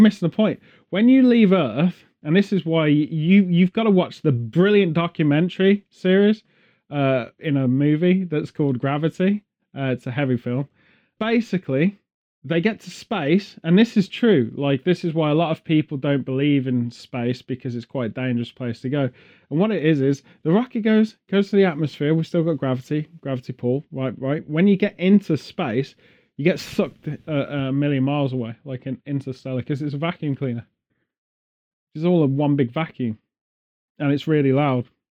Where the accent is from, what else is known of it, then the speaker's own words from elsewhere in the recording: England, United Kingdom; being English